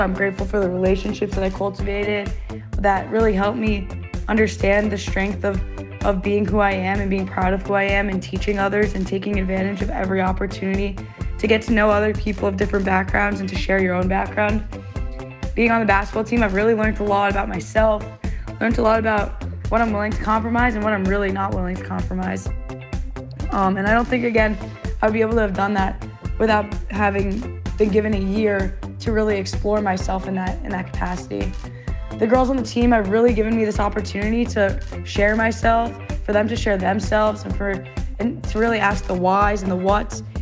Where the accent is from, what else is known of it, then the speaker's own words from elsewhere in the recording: Potomac, Maryland, United States; I'm originally from Potomac, Maryland